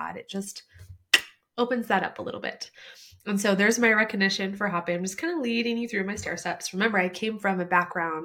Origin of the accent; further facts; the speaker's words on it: Midwest, United States; when we grew up in the Midwest